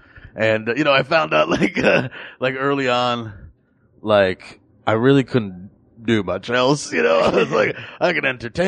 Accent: New York City, New York, United States; I found a childhood in Brooklyn

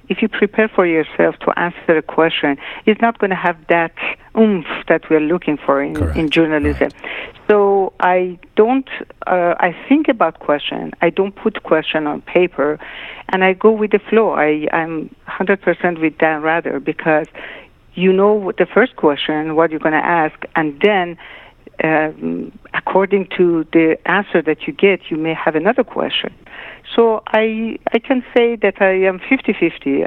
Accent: Tehran, Tehran Province, Iran; moved away; also born or lived in Shiraz, Iran; I was born in Shiraz, but I was not raised in Shiraz. I uh, my parents moved to Tehran when I was a year and a half

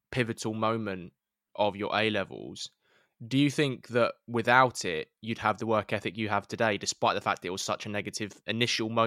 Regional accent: London, United Kingdom; It's my hometown.

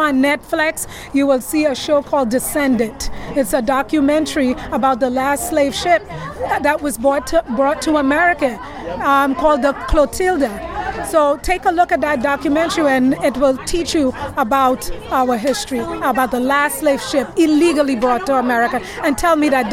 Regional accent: Trinidad & Tobago; now in New York, United States; I'm from Trinidad

